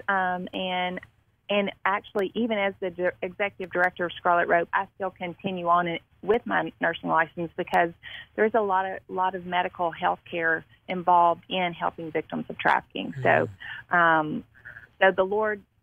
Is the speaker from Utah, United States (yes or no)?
no; Marion, Arkansas, United States; now in Jackson, United States; I was born and raised in Marion, Arkansas